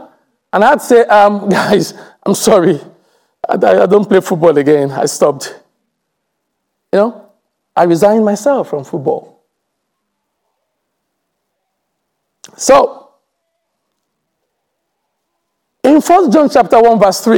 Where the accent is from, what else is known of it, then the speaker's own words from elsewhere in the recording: England, United Kingdom; we said we're from England